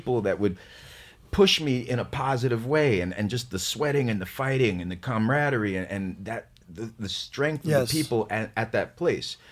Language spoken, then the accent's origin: English; New York City, New York, United States; I grew up on the Lower East Side